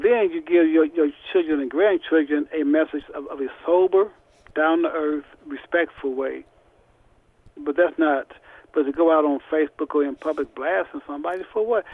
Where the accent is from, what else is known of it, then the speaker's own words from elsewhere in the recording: Indianapolis, Indiana, United States; I'm from Indianapolis, Indiana and I'm the imam at the Nur Allah Islamic Center